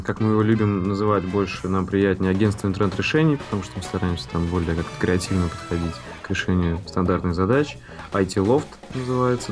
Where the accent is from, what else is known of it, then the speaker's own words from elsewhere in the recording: Saint Petersburg, Russia; родился в Ленинграде и вырос в Санкт-Петербурге